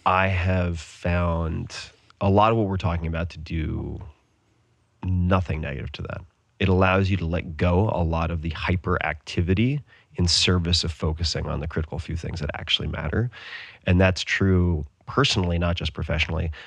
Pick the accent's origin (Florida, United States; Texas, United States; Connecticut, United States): Texas, United States; Austin; also born or lived in Bay Area; my hometown of Austin